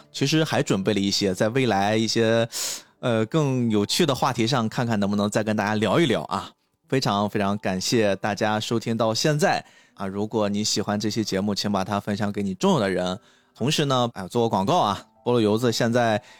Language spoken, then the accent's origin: Chinese; China; 而且是我们中国人自己做的，就是那种心情